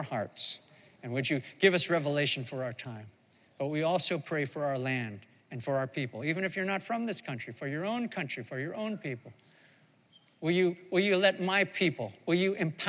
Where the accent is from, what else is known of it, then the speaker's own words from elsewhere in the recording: United States; moved away as an adult; one American-born, American-raised, but no longer a resident of this country. In fact, we haven't lived in this country for more than 35 years